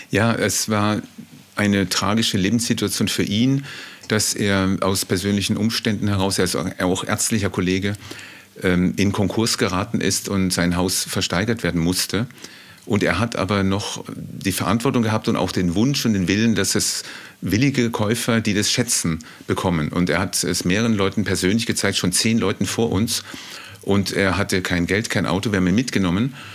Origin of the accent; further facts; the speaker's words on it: Southern Germany, Germany; Ja, ich habe einen langen Weg hinter mir. Ich bin aus Süddeutschland, habe dort auch meine erste Familie.